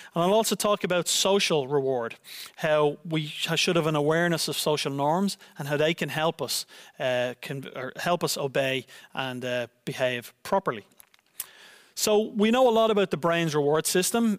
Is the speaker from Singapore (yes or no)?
no; Ireland; now in Netherlands; my home country of Ireland